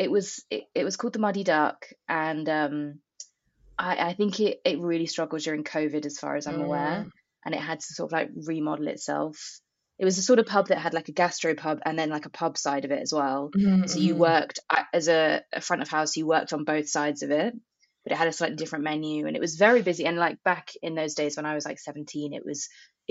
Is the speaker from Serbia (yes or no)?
no; Buckinghamshire, South East England, United Kingdom; moved away as an adult; I'm from Buckinghamshire, in a very like rural part of the country